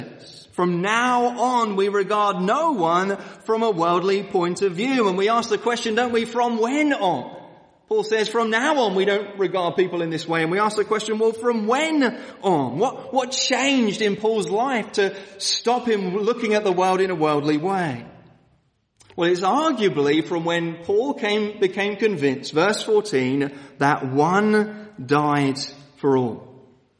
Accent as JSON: {"language": "English", "region": "London", "country": "United Kingdom", "moved": "yes", "said": "I come from Woolwich, Southeast London, which is pretty much as rough as you can get"}